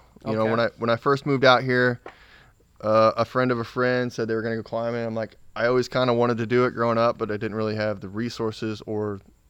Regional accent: Jerseyville, Illinois, United States; A small town outside of St. Louis called Jerseyville, Illinois.

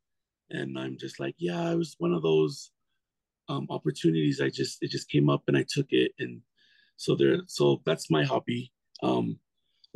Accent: Provo, Utah, United States; I was born and raised in Provo

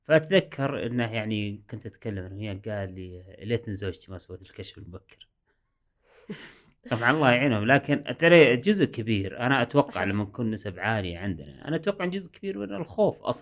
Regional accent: Saudi Arabia; قريت أن عندنا في السعودية

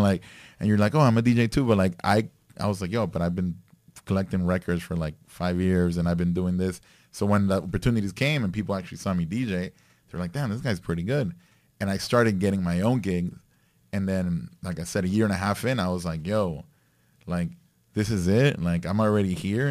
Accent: Nicaragua; I grew up, I grew up in Nicaragua

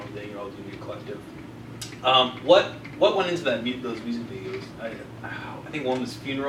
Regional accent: Orange City, Iowa, United States; I'm from Orange City, which is right around there, so I'm very familiar with Sioux City.

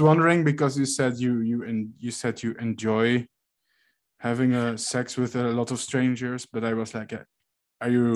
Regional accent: Netherlands; I'm from the Netherlands

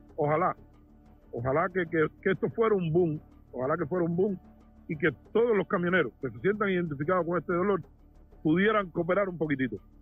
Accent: Cuba; now in Florida, United States; soy cubano, vivo en Florida.

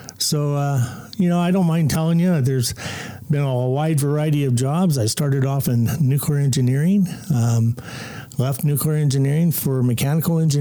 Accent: Compton, California, United States; I grew up in Compton, California

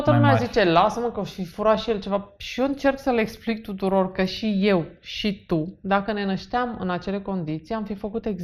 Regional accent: Bucharest, Romania; Așa, și eu am crescut în București.

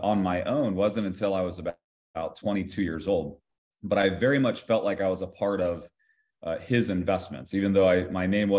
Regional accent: Ohio, United States; I grew up in the state of Ohio

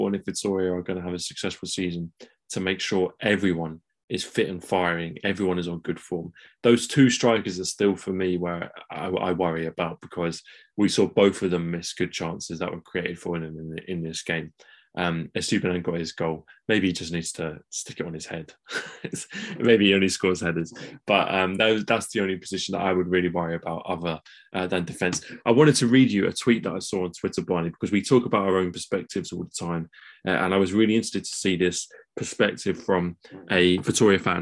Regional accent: England, United Kingdom; as English guys

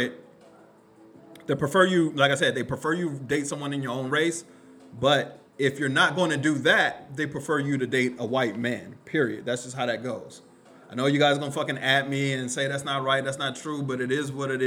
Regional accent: Killeen, Texas, United States; I grew up in Killeen

